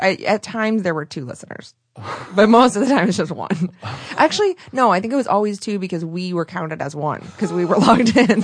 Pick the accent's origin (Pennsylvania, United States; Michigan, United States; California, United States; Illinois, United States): Michigan, United States; moved away as an adult; also born or lived in Chicago; now in Los Angeles, United States; I'm from Michigan